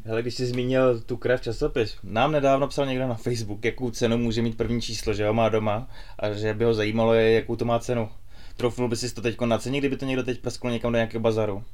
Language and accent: Czech; Czechia; my, jako Češi